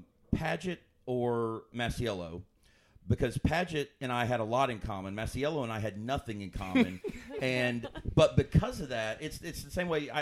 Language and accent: English; Kentucky, United States; I grew up in Kentucky.